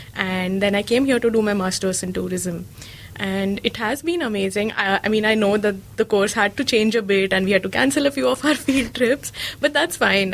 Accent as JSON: {"language": "English", "town": "Mumbai", "region": "Maharashtra", "country": "India", "tie": "born or raised there", "also_born_or_lived": "Belgaum, Karnataka, India", "moved": "as an adult", "lives_now": "Dunedin, New Zealand", "said": "I was born in Belgaum, which is a small city in the south of India. And uh, yeah, I grew up in Mumbai"}